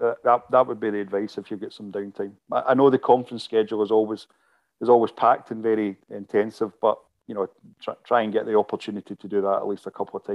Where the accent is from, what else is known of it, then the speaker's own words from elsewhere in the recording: Glasgow, Scotland, United Kingdom; I saw things for the first time in my hometown